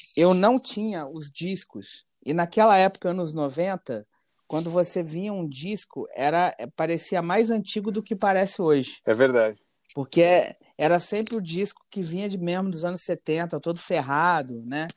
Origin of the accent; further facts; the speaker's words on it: Petrópolis, Rio de Janeiro, Brazil; eu sou de Petrópolis, Rio de Janeiro, uma cidade pequena